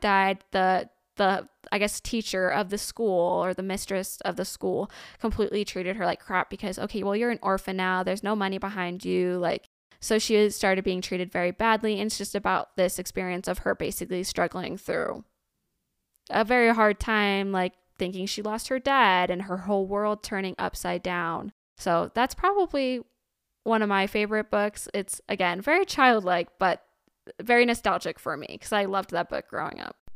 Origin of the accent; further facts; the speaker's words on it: Indiana, United States; I'm from Indiana, born, ra-, and raised Hoosier.